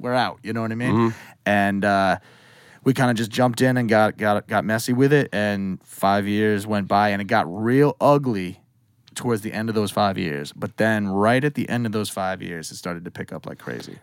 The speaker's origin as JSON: {"language": "English", "region": "Western Massachusetts", "country": "United States", "tie": "born or raised there", "also_born_or_lived": "New York City", "said": "I was born in New York City, um, and then I, we moved up to Western Mass when I was like six ish"}